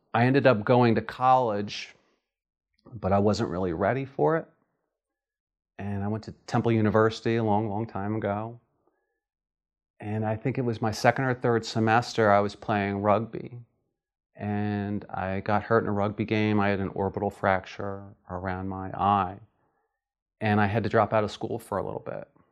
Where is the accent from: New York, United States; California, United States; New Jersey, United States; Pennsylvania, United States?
Pennsylvania, United States; Philadelphia; I'm from Philadelphia, Pennsylvania